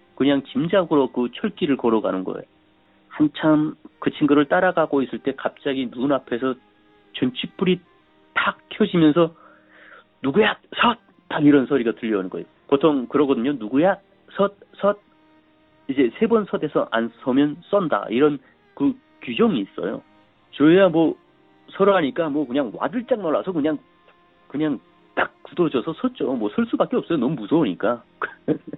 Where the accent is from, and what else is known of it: North Korea; moved away as an adult; also born or lived in South Korea; now in United States